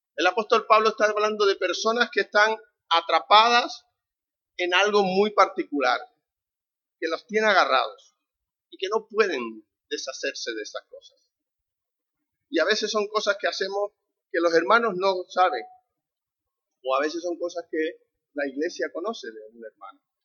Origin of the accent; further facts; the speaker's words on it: Canary Islands, Spain; accent: Canarian; somos canarios, por si no habéis notado mi acento notado, ¿no? No paso desapercibido